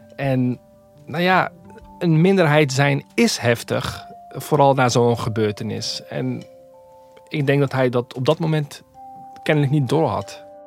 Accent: Rotterdam, South Holland, Netherlands; Ik groeide dus niet op in Winterswijk, maar in Rotterdam

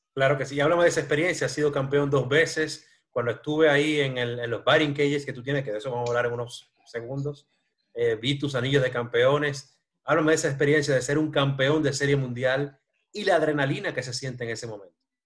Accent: Dominican Republic; yo soy de República Dominicana

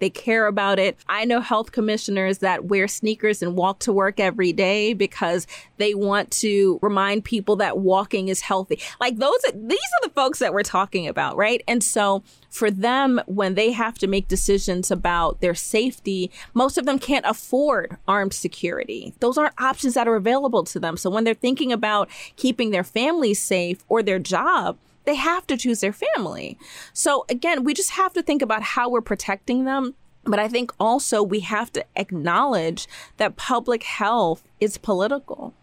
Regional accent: New York City, New York, United States; I was born in the United States, born in Brooklyn

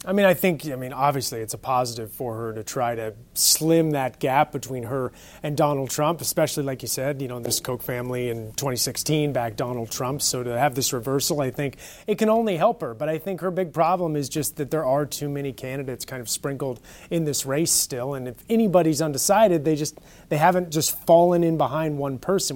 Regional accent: California, United States; moved away; I'm native Californian and just came from there

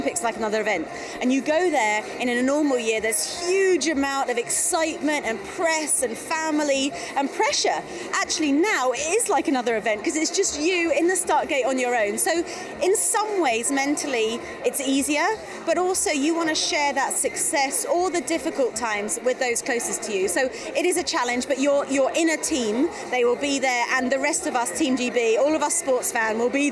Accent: London, United Kingdom; I'm from London

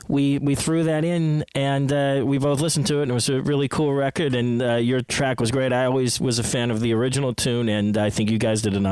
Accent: Pennsylvania, United States; I love Pennsylvania. That's my home state.

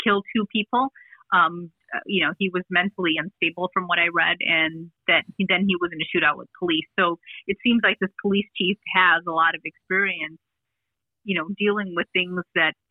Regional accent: Chicago, Illinois, United States; I was born in Chicago. And I was raised in the northern suburbs

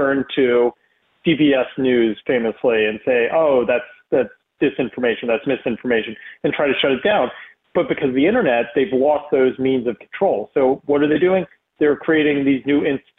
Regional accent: East Coast, United States; moved away as an adult; also born or lived in Texas; I was a Jew growing up in the East Coast

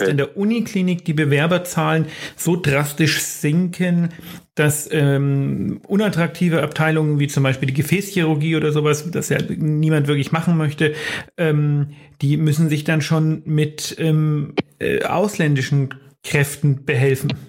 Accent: Bavaria, Germany; Meine Freundin und ich, wir kommen aus Bayern, aber wir wohnen in Bayern, aber nicht mehr lange.

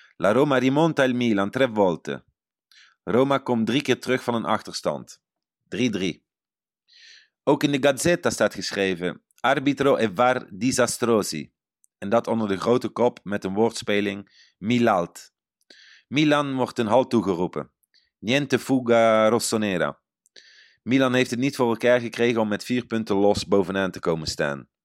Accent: Netherlands; now in Italy

